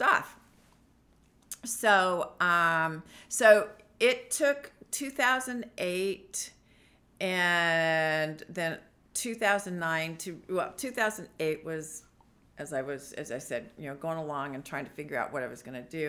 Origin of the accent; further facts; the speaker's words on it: San Diego, California, United States; moved away as an adult; now in Washington, United States; I am originally from San Diego, California